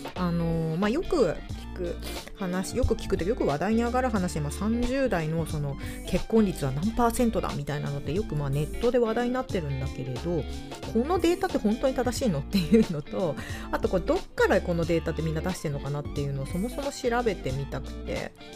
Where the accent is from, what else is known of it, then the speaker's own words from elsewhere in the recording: Hokkaido, Japan; moved away; 私の地元、あの北海道